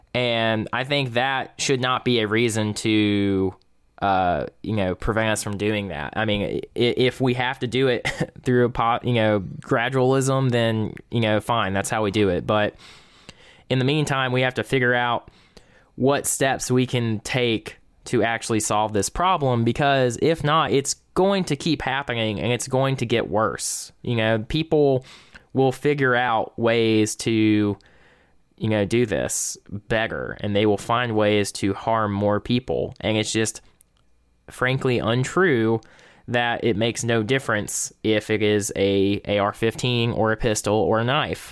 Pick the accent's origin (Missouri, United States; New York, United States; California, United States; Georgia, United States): Georgia, United States; South; I am from South Georgia.